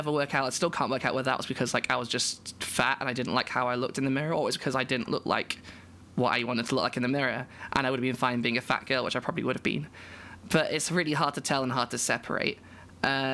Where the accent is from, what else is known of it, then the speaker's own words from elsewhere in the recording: United Kingdom; I'm a British trans woman